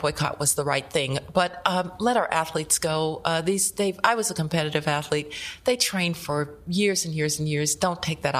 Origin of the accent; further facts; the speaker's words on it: Birmingham, Alabama, United States; when I was a little kid growing up in Birmingham, Alabama